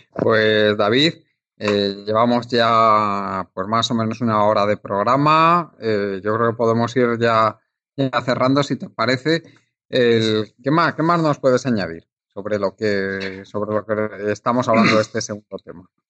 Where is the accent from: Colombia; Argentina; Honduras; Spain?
Spain; en la época que tú y yo nacimos en España